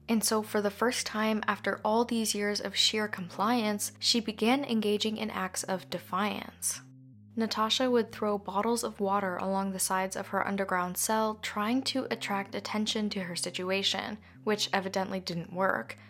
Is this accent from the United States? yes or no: no; Canada; I'm Canadian